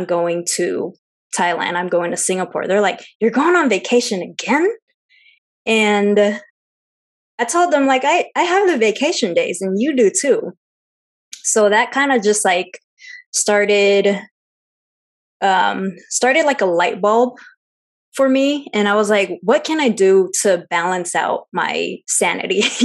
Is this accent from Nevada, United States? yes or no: no; Seattle, Washington, United States; I'm full Chinese, but I'm Chinese American, born and raised in Seattle.